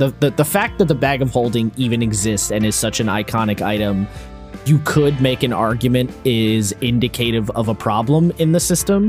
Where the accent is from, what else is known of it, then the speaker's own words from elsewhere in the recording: United States; As an American